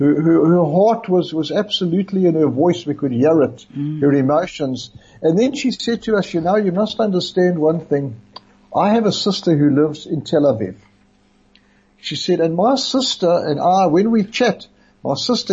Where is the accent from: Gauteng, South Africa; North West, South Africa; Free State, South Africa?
Gauteng, South Africa; Brakpan; moved away as an adult; also born or lived in Raanana, Israel; now in Israel; I come from Brakpan, for those that don't know, which is a little town close to Benoni.